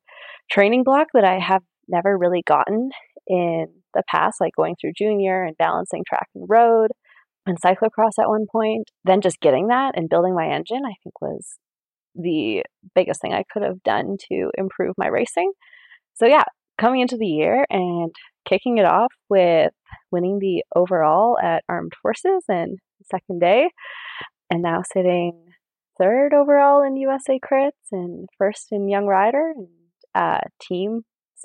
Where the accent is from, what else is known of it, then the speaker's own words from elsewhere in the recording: Maple Ridge, British Columbia, Canada; I am from Maple Ridge, BC, Canada.